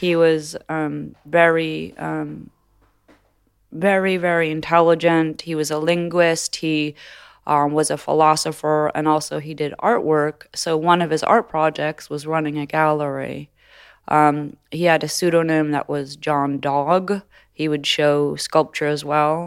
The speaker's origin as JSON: {"language": "English", "town": "Los Angeles", "region": "California", "country": "United States", "tie": "born or raised there", "also_born_or_lived": "New York", "moved": "as an adult", "said": "I grew up in Los Angeles as a baby"}